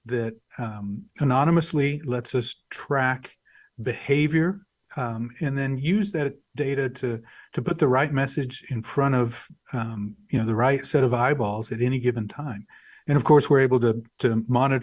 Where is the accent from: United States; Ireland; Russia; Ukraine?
United States; Wichita Falls, Texas; also born or lived in Dumas, Texas / Dallas, Texas; I was born in Dumas, Texas. I grew up in Wichita Falls, Texas